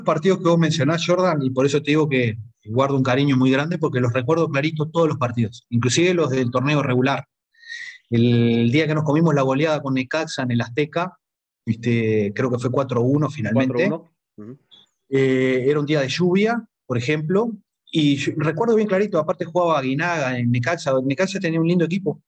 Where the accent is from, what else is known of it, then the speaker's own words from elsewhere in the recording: Uruguay; moved away as an adult; yo como uruguayo, acá el territorio es a nivel del mar, los uruguayos siempre sufrimos mucho con el tema de la altura